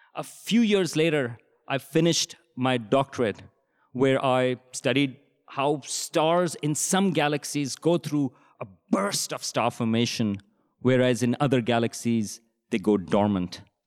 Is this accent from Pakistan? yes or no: yes; Pakistan; moved away; I grew up in Pakistan in the seventies and eighties